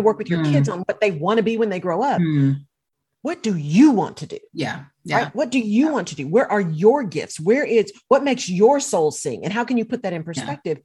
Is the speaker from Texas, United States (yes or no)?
yes; Texas, United States; also born or lived in Barcelona; I'm a Texan